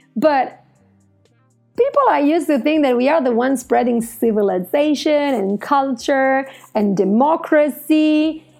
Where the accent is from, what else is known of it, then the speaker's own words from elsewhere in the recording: Italy; I'm Italian